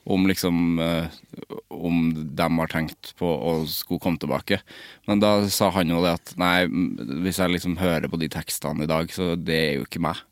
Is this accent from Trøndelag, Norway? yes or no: yes; Trøndelag, Norway; jeg er trønder